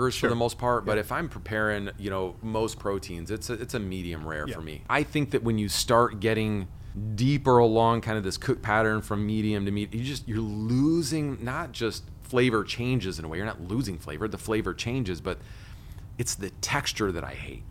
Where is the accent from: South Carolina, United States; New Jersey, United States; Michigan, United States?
Michigan, United States; first language English